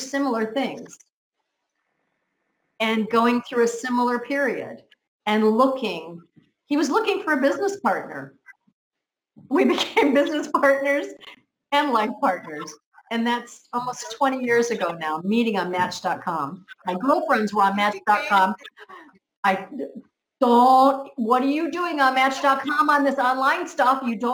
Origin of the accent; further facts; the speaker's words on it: United States; now in Spain; I'm from America. I'm in Spain on a little island